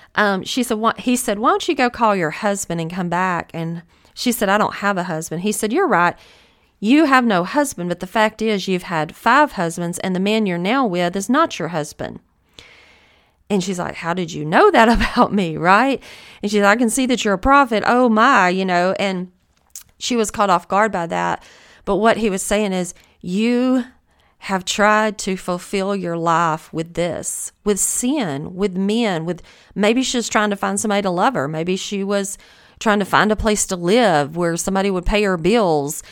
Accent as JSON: {"language": "English", "region": "the South", "country": "United States", "accent": "Southern", "said": "I am from the South. I know that I have a Southern accent"}